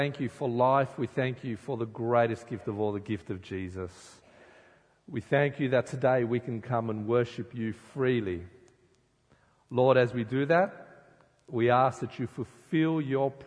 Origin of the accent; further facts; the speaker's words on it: Sydney, New South Wales, Australia; I grew up in Sydney